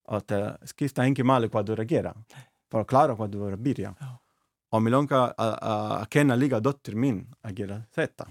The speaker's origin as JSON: {"language": "Icelandic", "town": "Naples", "region": "Campania", "country": "Italy", "second_language": "Icelandic", "moved": "as an adult", "lives_now": "Iceland", "said": "ég er frá Napoli"}